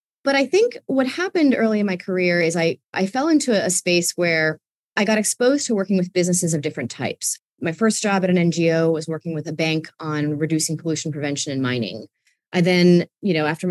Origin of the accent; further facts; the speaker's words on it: New York City, New York, United States; I grew up in New York City, where there are trees. There are a few of them on the block that I grew up in, Queens